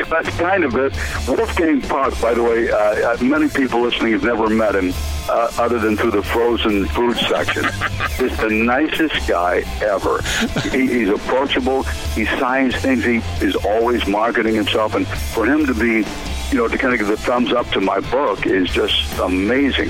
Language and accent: English; Greensboro, North Carolina, United States; moved away; I grew up in Greensboro